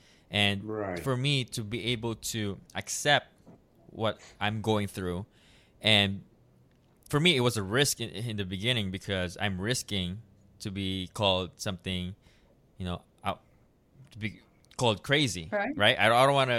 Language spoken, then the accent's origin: English; Philippines; And, in my culture as well as Filipino, we have a toxic culture where they don't really believe in mental health.